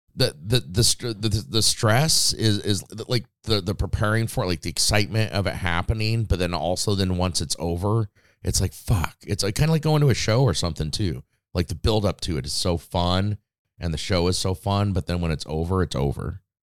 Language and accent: English; Las Vegas, Nevada, United States; moved away as an adult; growing up in Vegas